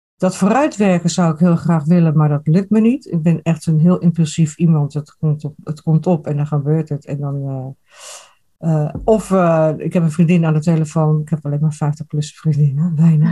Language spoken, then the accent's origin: Dutch; Rotterdam, South Holland, Netherlands; now in eastern Netherlands; Ik kom uit Rotterdam